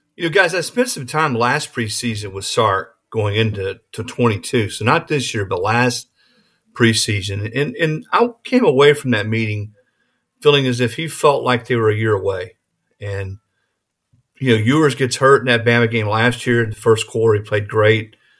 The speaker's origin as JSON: {"language": "English", "town": "Rock Hill", "region": "South Carolina", "country": "United States", "tie": "born or raised there", "also_born_or_lived": "Saint Charles, Missouri", "moved": "as an adult", "lives_now": "Tennessee, United States", "said": "I was born in Saint Charles, Missouri, right outside Saint Louis. uh, as a youngster, and then we moved to the Carolinas"}